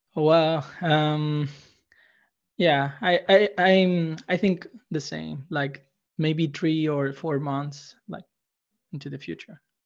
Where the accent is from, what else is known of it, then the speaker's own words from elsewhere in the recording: Chile; I'm from Chile